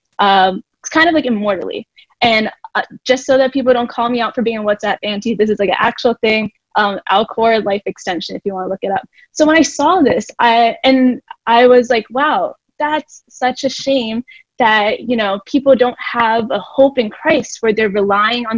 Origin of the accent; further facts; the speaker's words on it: Philadelphia, Pennsylvania, United States; I am born and raised in Philly